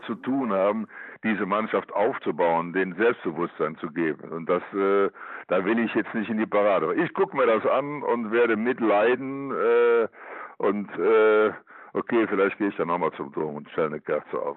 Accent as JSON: {"language": "German", "town": "Cologne", "region": "North Rhine-Westphalia", "country": "Germany", "tie": "born or raised there"}